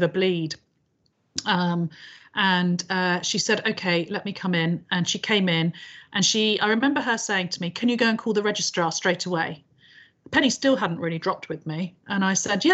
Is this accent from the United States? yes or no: no; United Kingdom; we are very British about things